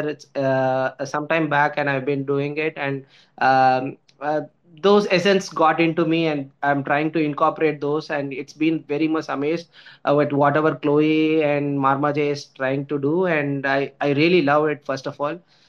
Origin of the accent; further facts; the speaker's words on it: India; I'm from India.